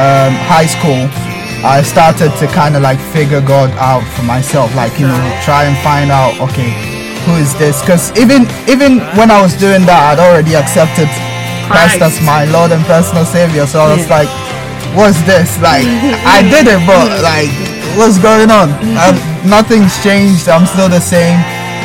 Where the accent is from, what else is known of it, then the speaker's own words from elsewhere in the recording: Ghana; moved away as an adult; I was born in a Christian family as well. Growing up in Ghana